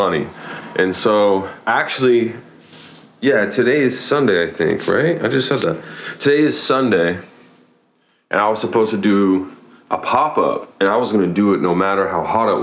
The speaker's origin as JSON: {"language": "English", "region": "Oklahoma", "country": "United States", "moved": "yes", "lives_now": "Oregon, United States", "said": "I'm from Oklahoma. It gets hot, and there's a lot of humidity"}